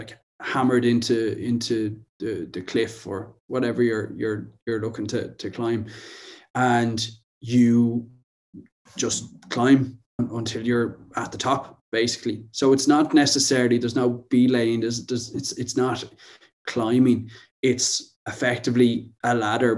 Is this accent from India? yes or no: no; Wicklow, Leinster, Ireland; I'm from Wicklow, which is just below Dublin